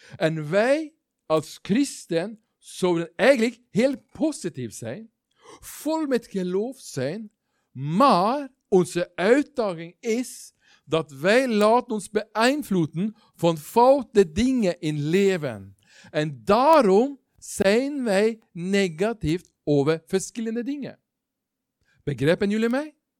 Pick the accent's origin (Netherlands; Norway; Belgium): Norway; Dutch is a second language; moved away; Ik ben geen Belg. Dat horen jullie, dat weten jullie. Ik kom uit Noorwegen.